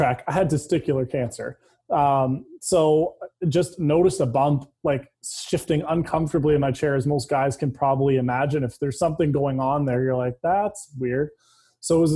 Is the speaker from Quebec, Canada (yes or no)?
no; London, Ontario, Canada; I grew up in London, Ontario, played hockey my whole life there.